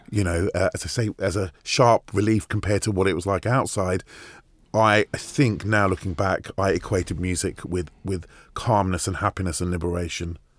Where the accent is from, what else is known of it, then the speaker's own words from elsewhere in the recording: Hounslow, London, United Kingdom; also born or lived in Hammersmith / Farnborough / Camberley; I was born in Hammersmith, right. and then those first ten years, a bit in Hounslow. Right. Uh, you know, which is where i spent most of my life